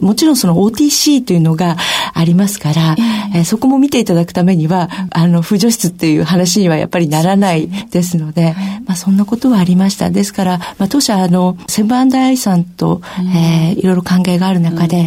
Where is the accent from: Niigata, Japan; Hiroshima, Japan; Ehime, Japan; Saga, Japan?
Niigata, Japan; born or raised there; also born or lived in Tokyo